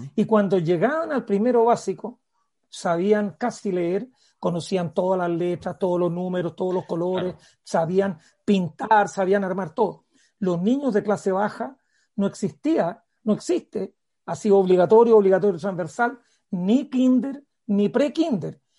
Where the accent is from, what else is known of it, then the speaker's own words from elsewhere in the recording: Parral, Maule, Chile; Yo cuando era niño en Parral